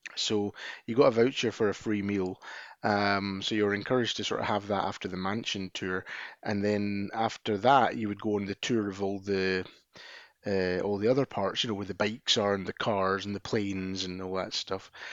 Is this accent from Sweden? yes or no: no; Scotland, United Kingdom; being a Scotsman